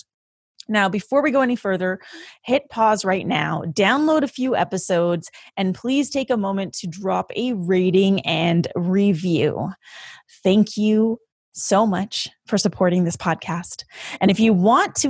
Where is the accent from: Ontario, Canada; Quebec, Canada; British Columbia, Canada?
British Columbia, Canada; Vancouver; currently residing in my hometown of Vancouver, BC